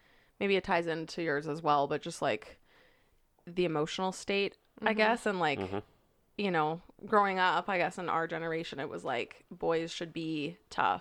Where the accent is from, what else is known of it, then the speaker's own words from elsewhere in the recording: Edmonton, Alberta, Canada; I was also born and raised in Edmonton. I lived in the same house till I was 16.